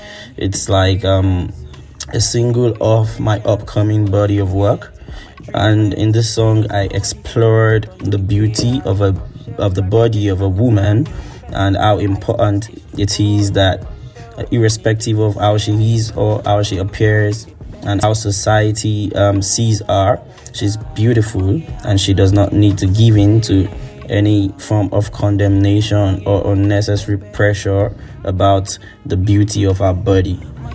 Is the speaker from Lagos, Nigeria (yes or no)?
yes; Lagos, Nigeria; I am from Nigeria, and I was born in Lagos, Nigeria.